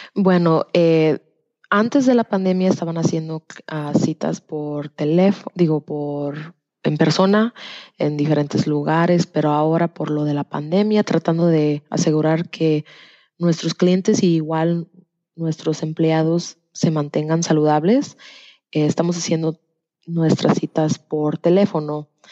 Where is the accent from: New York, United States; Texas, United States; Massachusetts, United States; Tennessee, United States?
Tennessee, United States; also born or lived in Degollado, Jalisco, Mexico / Knoxville, Tennessee / Orlando, Florida; Me vine a los dos años a los Estados Unidos y desde que estoy chica he vivido en Tennessee